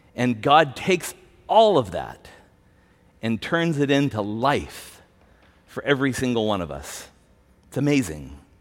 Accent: United States; we have as American Christians

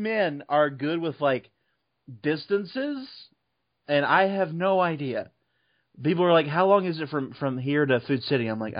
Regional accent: Travis Air Force Base, California, United States; I was born on Travis Air Force Base where they filmed Top Gun.

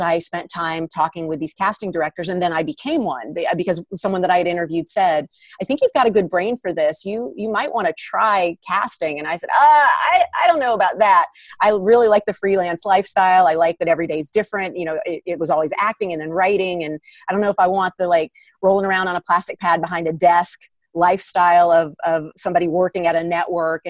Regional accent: Atlanta, Georgia, United States; moved away as an adult; now in Los Angeles, United States; I grew up in Atlanta, which is a nice sized market for acting

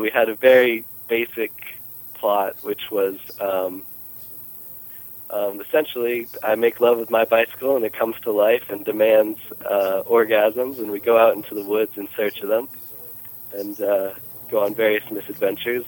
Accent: North Carolina, United States; I'm from North Carolina

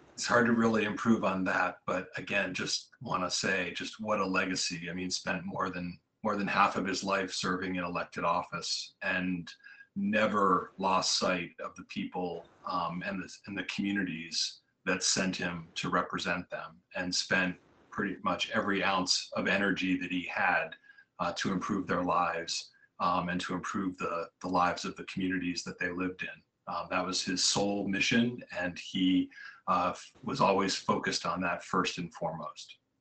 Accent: Franklin County, Massachusetts, United States; also born or lived in Washington, D.C.; I grew up in Franklin County, so um, John was my state senator pretty much all my life

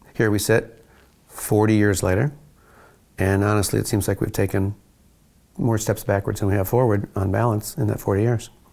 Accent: Gary, Indiana, United States; I'm from Gary. Gary, Indiana? Yeah, Gary, Indiana

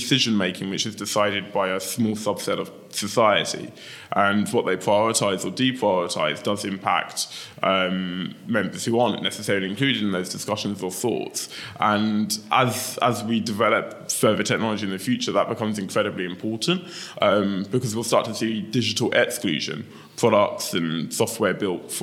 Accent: London, United Kingdom; I grew up in Lewisham in southeast London

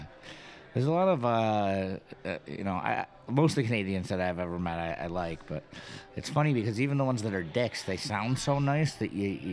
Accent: Western New York, United States; accent: Western New York; I've heard from many people that I have a very Western New York accent.

